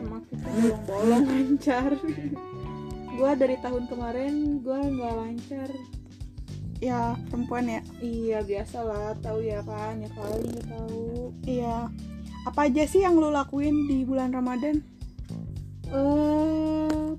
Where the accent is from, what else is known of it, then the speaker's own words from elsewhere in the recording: Bogor, West Java, Indonesia; Gua lahir di Bogor, tanggal tujuh Desember dua ribu empat